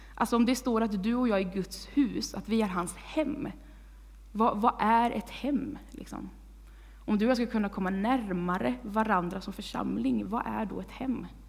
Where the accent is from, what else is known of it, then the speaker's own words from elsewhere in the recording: Vargön, Västra Götaland, Sweden; moved away as an adult; now in Tibro, Sweden; jag kommer från Vargön